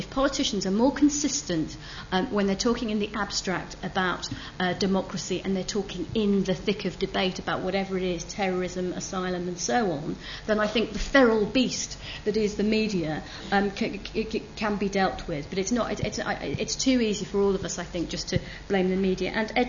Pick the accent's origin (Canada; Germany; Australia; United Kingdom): United Kingdom; I don't have a problem with the idea that I am British.